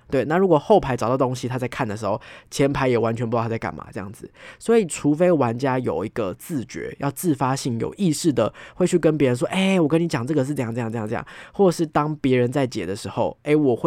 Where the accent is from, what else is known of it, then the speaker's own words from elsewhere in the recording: Taipei, Taiwan; 我是一个从小就在台北长大的小孩